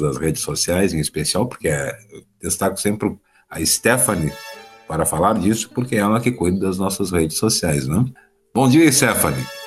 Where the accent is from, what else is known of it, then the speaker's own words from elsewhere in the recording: Rio Grande do Sul, Brazil; para nós gaúchos